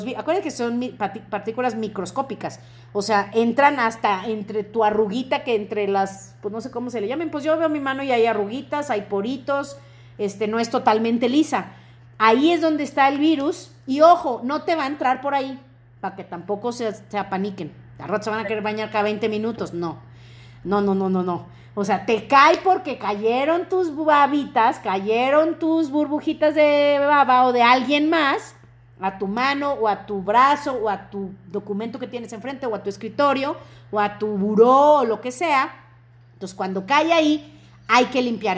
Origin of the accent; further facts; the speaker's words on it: Mexico; tenemos que sentirnos como mexicanos muy bendecidos